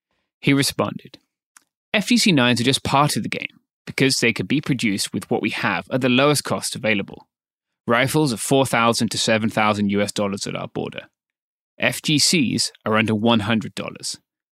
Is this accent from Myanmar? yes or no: yes; Myanmar